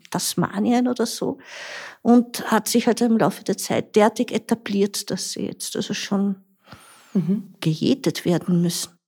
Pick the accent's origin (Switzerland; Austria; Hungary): Austria; Tulln, Lower Austria; moved away as an adult; now in Grundlsee, Austria; ich bin eigentlich aus Tulln, aus einem ganz flachen Land